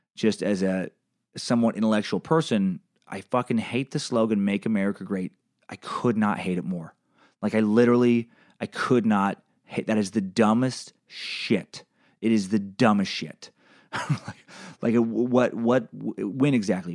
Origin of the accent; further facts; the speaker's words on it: Idaho, United States; I grew up in Idaho